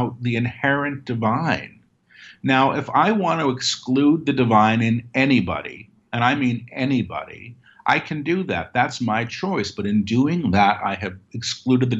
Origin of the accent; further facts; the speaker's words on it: New York City, New York, United States; I grew up in Manhattan.